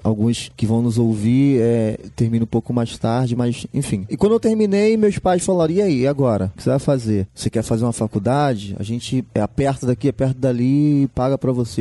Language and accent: Portuguese; Baixada Fluminense, Rio de Janeiro, Brazil; Eu sou da Baixada Fluminense, um pouco afastado do centro.